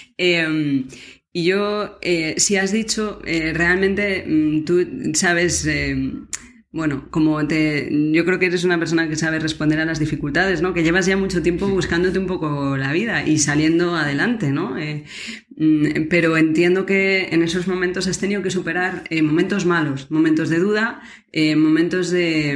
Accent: Spain; yo soy española

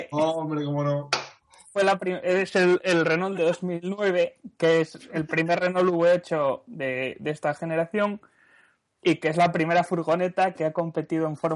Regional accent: Asturias, Spain; siendo asturiano y teniendo la edad que tengo.

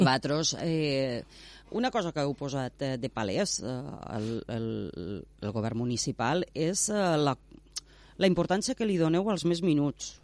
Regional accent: Tortosa, Catalonia, Spain; jo vaig néixer a Tortosa

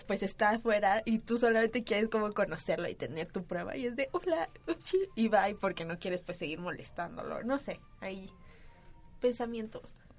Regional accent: Venezuela; now in Mexico City, Mexico; Yo, como buena venezolana

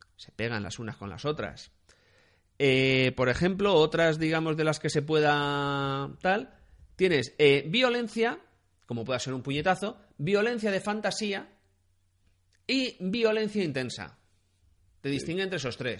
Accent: Spain; en España tenemos 46 millones de personas

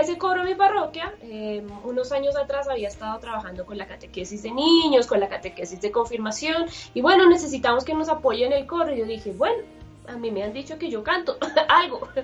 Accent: Chile; moved away as an adult; now in Colombia; soy chilena, pero vivo ya en Colombia hace 13 años

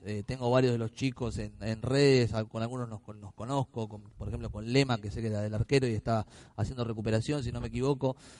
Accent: Río Grande, Tierra del Fuego, Argentina; moved away; yo soy de Río Grande, Tierra del Fuego

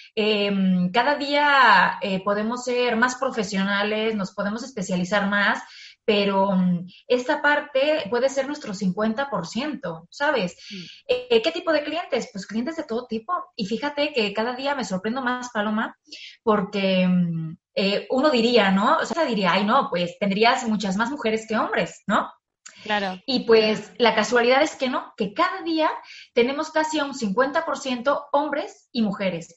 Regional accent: Mexico; now in Madrid, Spain; yo soy mexicana, pero sí que es verdad que toda mi, mi familia, mis cuatro abuelos, son españoles

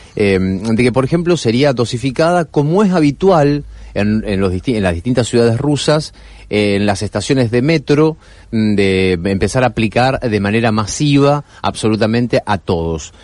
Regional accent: Argentina; como pueblo argentino

